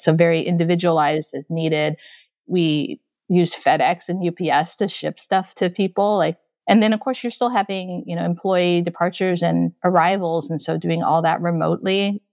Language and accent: English; Okinawa, Japan; moved away as an adult; also born or lived in Taipei, Taiwan; now in United States; I was born in Taipei, Taiwan, and then I grew up in Okinawa, Japan, and then I immigrated into the United States when I was in college